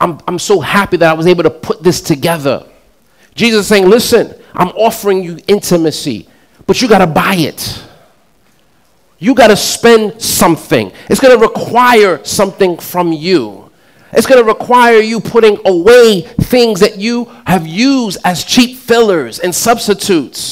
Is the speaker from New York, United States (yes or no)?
yes; New York City, New York, United States; I'm from Queens